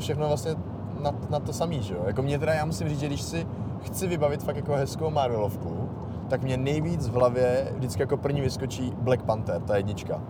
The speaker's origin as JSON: {"language": "Czech", "region": "Bohemia", "country": "Czechia", "said": "u nás v Čechách"}